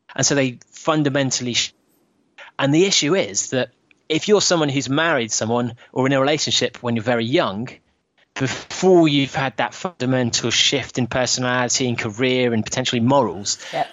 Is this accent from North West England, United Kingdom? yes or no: no; London, United Kingdom; me as as a Londoner